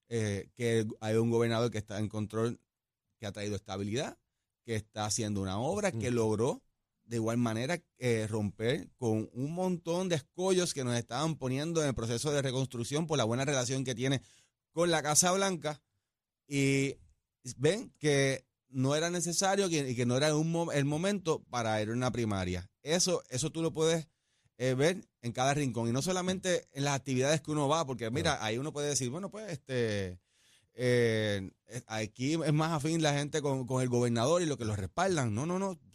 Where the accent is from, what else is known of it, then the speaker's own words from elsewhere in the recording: Aguada, Puerto Rico; Yo soy de Aguada, orgulloso de ser aguadeño, eh, del oeste, y con eso lo llevo por toda la isla.